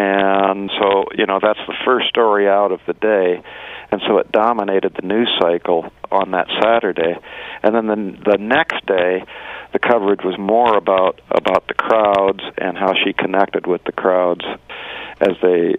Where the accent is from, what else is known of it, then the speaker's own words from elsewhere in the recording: Storm Lake, Iowa, United States; Storm Lake, my hometown, a town of about 10 to 15,000 people.